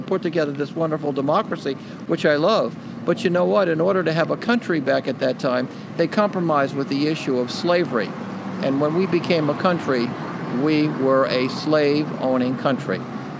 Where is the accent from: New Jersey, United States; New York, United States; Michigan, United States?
New Jersey, United States; Newark; I've been here since 78, but I was born in Newark.